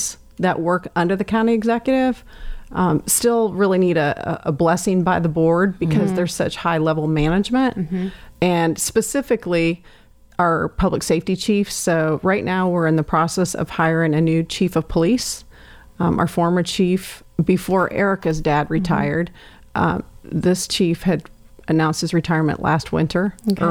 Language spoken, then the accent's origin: English; Emmetsburg, Iowa, United States; moved away; also born or lived in Jacksonville, Florida; I was born in Jacksonville, number 5 of 6 kids. So I was about 8 when we moved from Florida back to small town Iowa